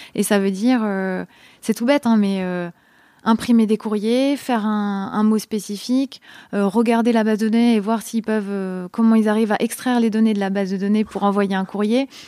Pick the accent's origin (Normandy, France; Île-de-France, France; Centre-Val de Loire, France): Centre-Val de Loire, France; a small town near Tours; moved away; je viens d'une petite ville à côté de la petite ville de Tours